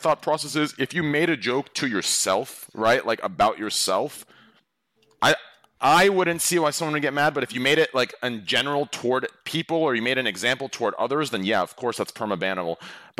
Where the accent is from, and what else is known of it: Scottsdale, Arizona, United States